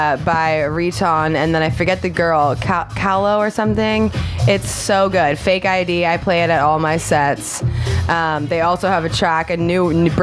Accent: San Diego, California, United States; born or raised there

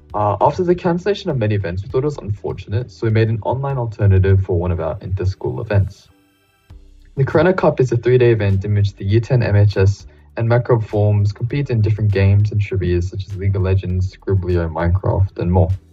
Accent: Canada; moved away; I wanted to go back to Canada, you know, as I am obviously a Canadian

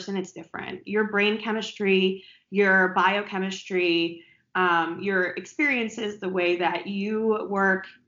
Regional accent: East Coast, United States; I'm from the East Coast

